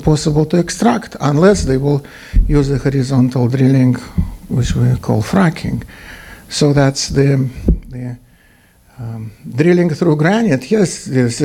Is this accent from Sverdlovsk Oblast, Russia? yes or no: no; Tatarstan, Russia; English is a second language; moved away as an adult; also born or lived in Moscow, Russia; now in Wisconsin, United States; I was born in the Republic of Tatarstan.